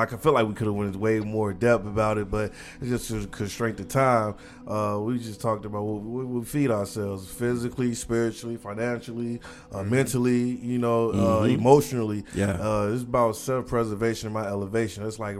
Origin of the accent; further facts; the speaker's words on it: Gary, Indiana, United States; So, I talked about growing up in Gary.